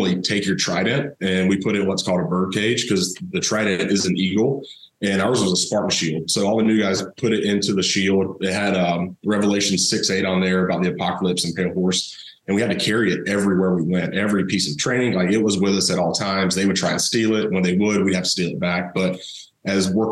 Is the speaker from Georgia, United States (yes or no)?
yes; Thomasville, Georgia, United States; I grew up down in South Georgia, Thomasville, home of Charlie Ward